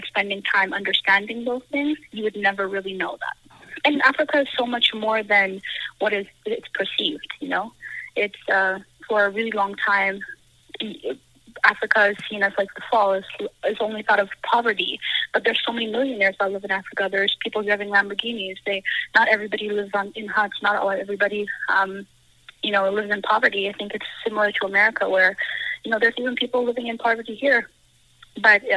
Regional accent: Brooks, Alberta, Canada; moved away as an adult; also born or lived in Djibouti / London, Ontario; now in Calgary, Canada; I grew up in Brooks

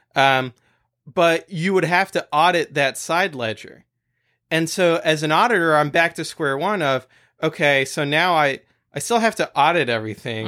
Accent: France; moved away; when I was growing up in France

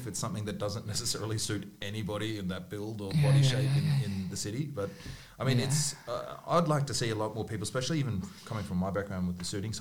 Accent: Brisbane, Queensland, Australia; I found that growing up in Brisbane

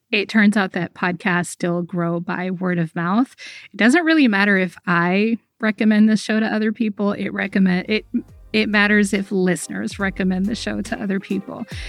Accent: United States; I grew up in America

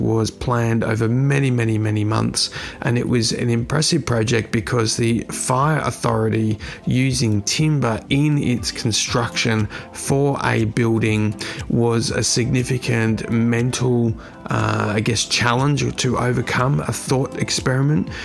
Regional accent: Australia; my home country of Australia

